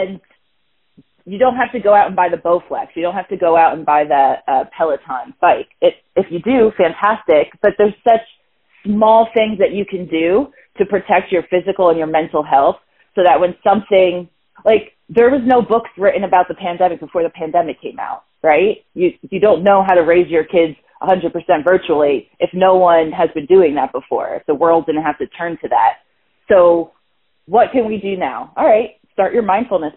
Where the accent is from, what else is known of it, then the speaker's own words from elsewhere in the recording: New Jersey, United States; moved away as an adult; now in California, United States; I was raised in Jersey, so, like, Jersey girl through and through